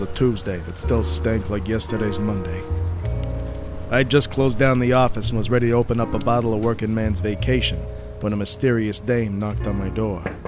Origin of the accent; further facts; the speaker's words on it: Colorado, United States; I'm from Colorado.